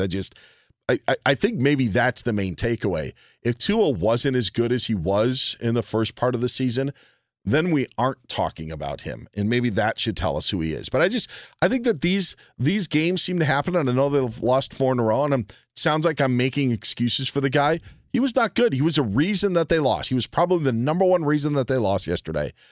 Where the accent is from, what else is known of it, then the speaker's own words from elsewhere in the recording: Wisconsin, United States; Growing up, I grew up in Wisconsin